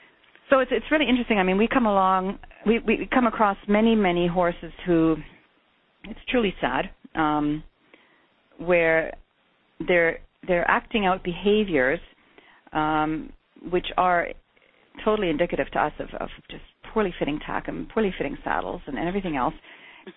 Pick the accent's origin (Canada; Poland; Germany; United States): Germany; moved away as an adult; we came over in 1986 from Germany